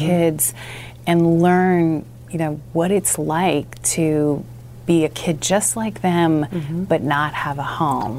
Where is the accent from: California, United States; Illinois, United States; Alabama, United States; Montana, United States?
California, United States; Southern; I grew up in Southern California.